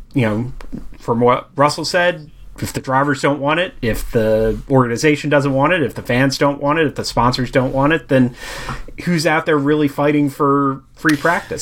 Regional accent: United States; being an American

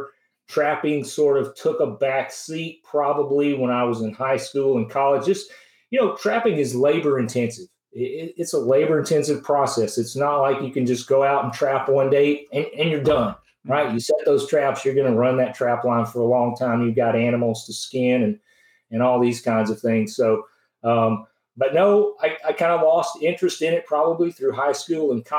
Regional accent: Franklin, Tennessee, United States; I grew up near Franklin, Tennessee, which is south of Nashville

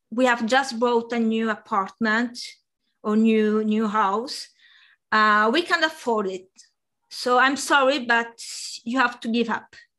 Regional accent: near Bari, Apulia, Italy; first language Italian; English is a second language; moved away as an adult; now in Paris, France; I found um, a computer design and course uh, uh, in uh, in Bari, which which was the the, the main city uh, near my hometown, about one hour by train

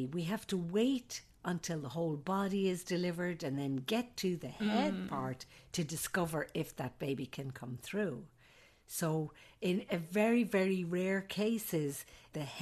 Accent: Ireland; moved away as an adult; also born or lived in Saudi Arabia / Alaska; now in United States; I'm an Irish nurse midwife

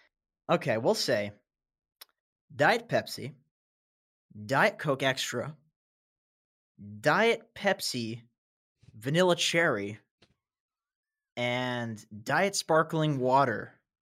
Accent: Canada; I'm Canadian. You fucking Danish.

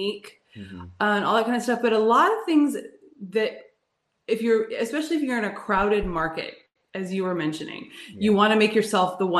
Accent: California, United States; moved away; also born or lived in New York City; I'm from California, but I lived in New York City

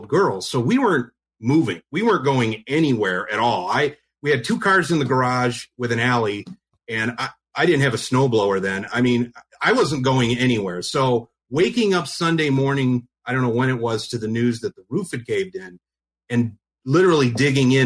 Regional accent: Detroit, Michigan, United States; moved away; my hometown

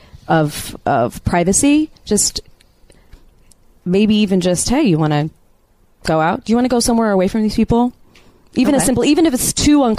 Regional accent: New York City, New York, United States; moved away; I'm a dancer from New York City

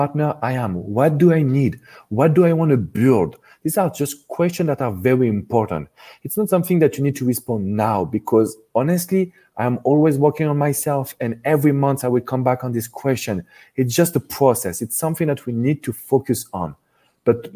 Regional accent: France; accent: strong French; English is a second language; the French relationship expert, because of course you have recognized my strong accent

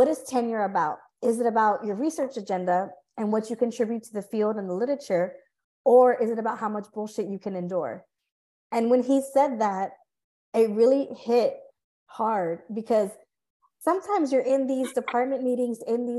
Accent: California, United States; moved away; I'm from California.

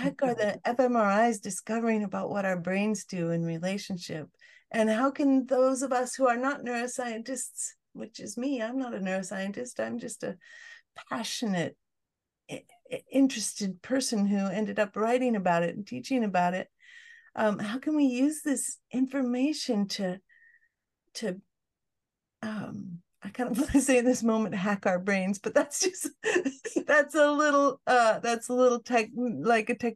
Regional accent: Fairbanks, Alaska, United States; I grew up in Fairbanks, Alaska

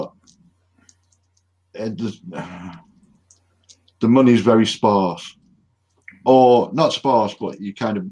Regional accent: United Kingdom; I'm British

